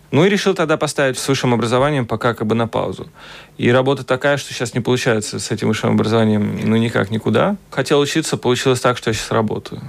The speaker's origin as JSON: {"language": "Russian", "region": "Riga", "country": "Latvia", "moved": "as an adult", "lives_now": "Vienna, Austria", "said": "Я вот сам из Кингаракса"}